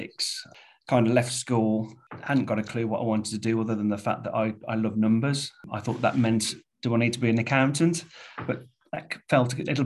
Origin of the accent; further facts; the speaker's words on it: Wednesbury, West Midlands, United Kingdom; Born and bred in Wensbury. Family still live there, still have ties there